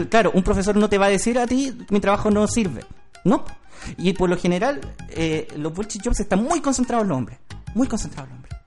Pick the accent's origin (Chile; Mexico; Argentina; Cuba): Chile; nosotros como chilenos